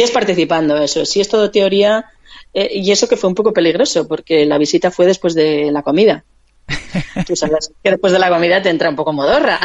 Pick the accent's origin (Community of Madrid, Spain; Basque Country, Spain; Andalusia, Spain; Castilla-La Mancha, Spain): Basque Country, Spain; Vitoria-Gasteiz; yo soy de Vitoria